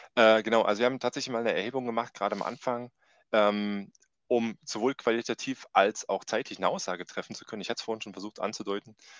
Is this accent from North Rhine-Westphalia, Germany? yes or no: no; Thuringia, Germany; also born or lived in Ilmenau; komme auch aus dem schönen Thüringen und mhm. habe gar nicht weit von meiner Heimatstadt dann äh, mich entschlossen, in Ilmenau zu studieren.